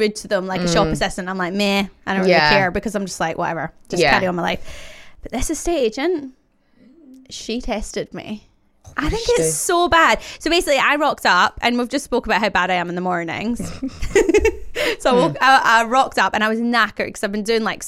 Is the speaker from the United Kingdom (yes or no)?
yes; Glasgow, Scotland, United Kingdom; moved away as an adult; now in London, United Kingdom; I grew up in Glasgow